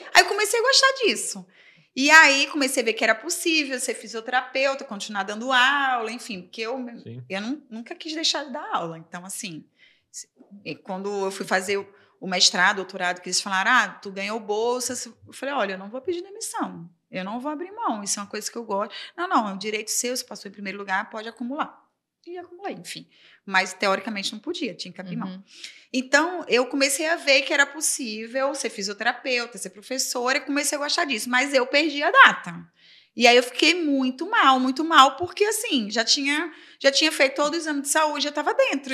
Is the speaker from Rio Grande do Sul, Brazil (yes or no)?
no; Aracaju, Sergipe, Brazil; moved away as an adult; now in Rio de Janeiro, Brazil; eu sou de Aracaju, Sergipe